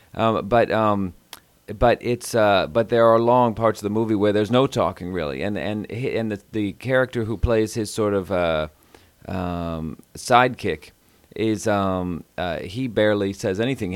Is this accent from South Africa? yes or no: no; Houston, Texas, United States; I'm from Houston